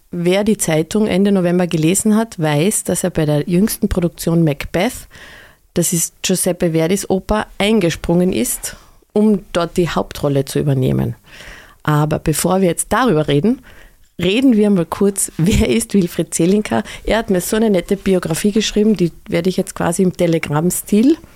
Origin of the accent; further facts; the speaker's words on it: Oberwölz, Styria, Austria; also, geboren 1975 und aufgewachsen in Oberwölz, das ist in der Obersteiermark.